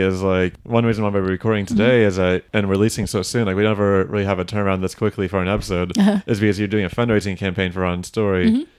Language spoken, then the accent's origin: English; Frisco, Texas, United States; I'm from Frisco, Texas, and we had this thing called the Career and Technology Education Center.